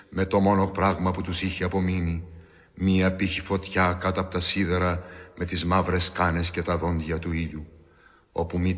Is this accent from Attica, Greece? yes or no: no; Crete, Greece; τη πατρίδα μου, τη Κρήτη.